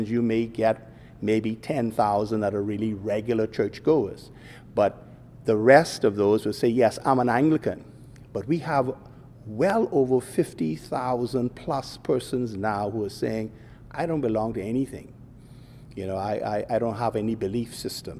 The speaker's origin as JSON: {"language": "English", "country": "Bahamas", "tie": "born or raised there", "said": "I grew up in the Bahamas of yesteryear"}